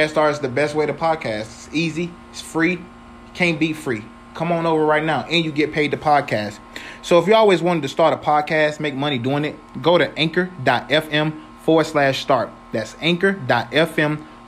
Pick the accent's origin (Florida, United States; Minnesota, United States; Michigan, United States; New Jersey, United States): Florida, United States; I was from Florida. I'm from Florida